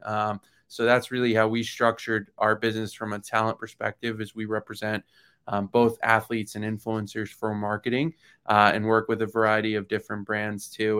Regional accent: Florida, United States; I grew up in Florida

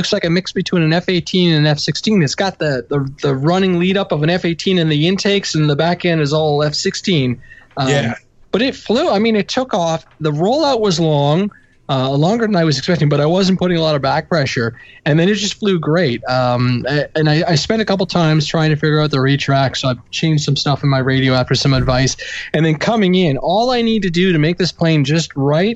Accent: Canada; I'm Canadian

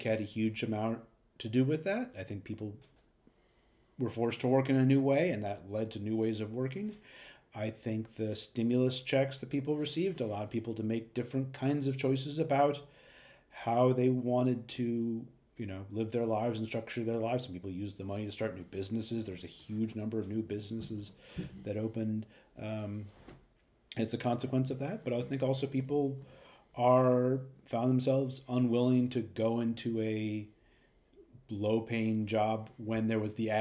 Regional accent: New York City, New York, United States; Manhattan looks like, my hometown

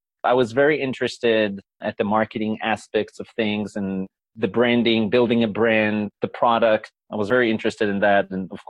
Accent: Israel; moved away as an adult; now in United States; Well, I was born in Israel

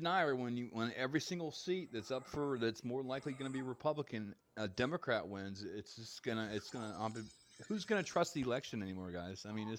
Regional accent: Tampa, Florida, United States; now in Elkton, United States; I'm born and raised in Tampa Bay.

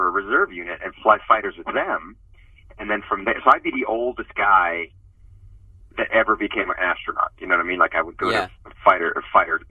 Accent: Miami, Florida, United States; also born or lived in Cuba; now in Los Angeles, United States; I grew up in Miami, Florida

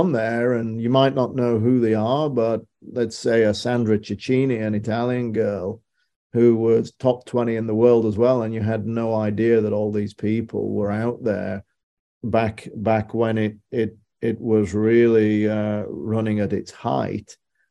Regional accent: United Kingdom; moved away; Being a Brit, we're a little jaded growing up on that island.

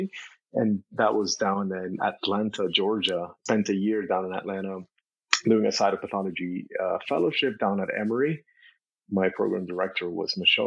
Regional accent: Nicaragua; also born or lived in Cuba; now in United States; I was born in Cuba, and so I was born in Cuba, and when I was 6 months old, we moved to Nicaragua. That's where my mom is from

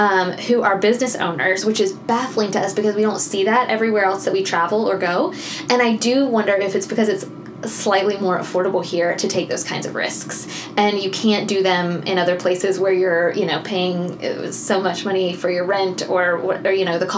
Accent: Tallahassee, Florida, United States; moved away as an adult; also born or lived in Alabama; now in Thomasville, United States; I grew up in Tallahassee.

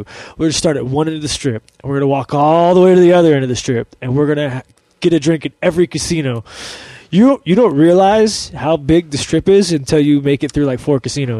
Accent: Ireland; Well, I'm Irish, so whiskey just makes me like, yeah

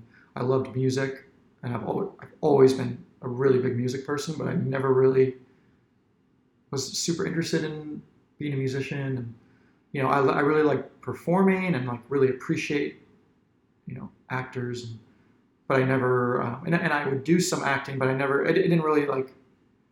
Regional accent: Centreville, Virginia, United States; I grew up in Centerville.

